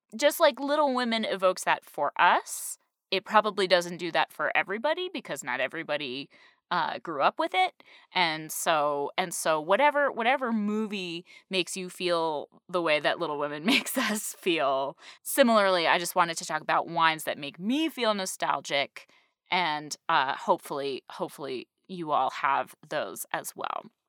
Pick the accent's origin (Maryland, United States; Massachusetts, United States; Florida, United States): Massachusetts, United States; Western; moved away; I grew up in Western Massachusetts